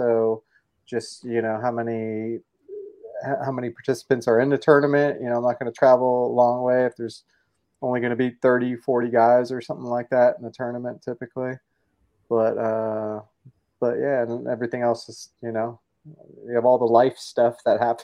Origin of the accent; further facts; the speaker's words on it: California, United States; moved away as an adult; now in Nashville, United States; I'm from California, but live in Nashville, Tennessee the last 10 years here